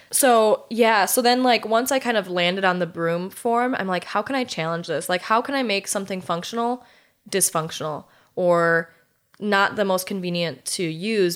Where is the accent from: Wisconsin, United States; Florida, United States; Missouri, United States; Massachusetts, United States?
Wisconsin, United States; Germantown; also born or lived in South Dakota / Iowa / Colorado / Illinois; within Germantown, where I'm from